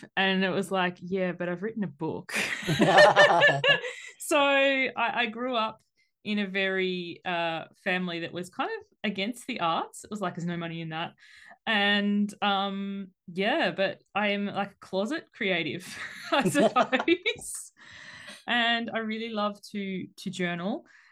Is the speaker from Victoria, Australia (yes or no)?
no; Tasmania, Australia; also born or lived in Kingaroy, Queensland / Kellyville, Sydney; now in Sydney, Australia; I grew up in Tassie